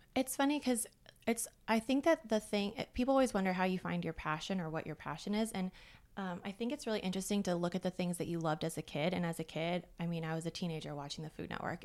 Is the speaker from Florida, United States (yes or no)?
yes; Florida, United States; They're both from Norway, so I'm first generation American, and I grew up in Florida.